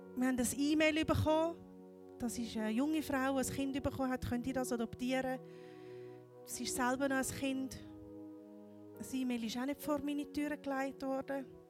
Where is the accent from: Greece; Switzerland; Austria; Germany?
Switzerland; moved away as an adult; now in Cambodia; ich bin gebürtige Kambodschanerin, bin adoptiert worden von Schweizer Eltern, bin hier in der Schweiz aufgewachsen, 40 Jahre lang